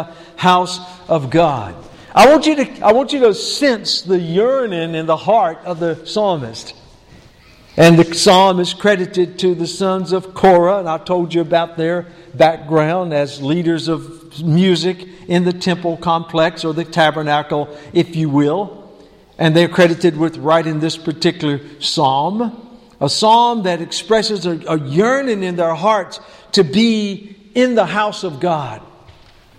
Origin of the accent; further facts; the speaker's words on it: High Plains community, Person County, on the Virginia border, North Carolina, United States; moved away; the community in which I was born and known as the High Plains community and that farm and rural part of Person County right on the Virginia border. I yearn to go back there because, you know, that's where I was born. That's where I was raised